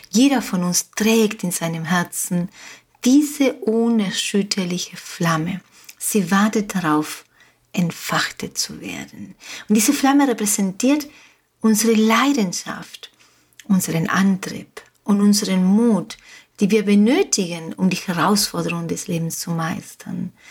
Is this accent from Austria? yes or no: no; Uruguay; first language Spanish; German is a second language; also born or lived in Germany; now in Mallorca, Spain; Wie du merkst, wie du hörst, Deutsch ist nicht meine Muttersprache. Meine Muttersprache ist Spanisch. Ich bin in Uruguay geboren und aufgewachsen. Ich bin aber jetzt schon 32 Jahre in Deutschland gewesen